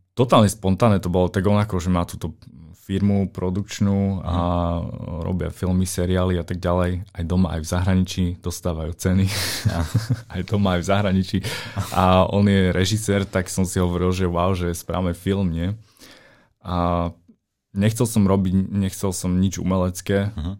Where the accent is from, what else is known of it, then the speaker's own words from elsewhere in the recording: Slovakia; keď som prišiel na Slovensko k sebe domov